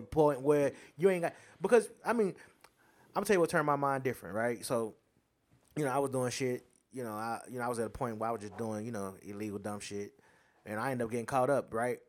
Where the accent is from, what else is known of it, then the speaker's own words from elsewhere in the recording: United States; I'm American